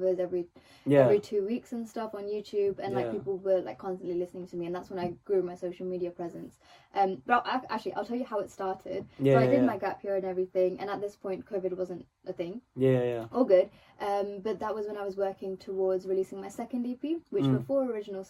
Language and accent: English; England, United Kingdom; first language Telugu; I was brought up in England, so obviously I'm going to be singing in English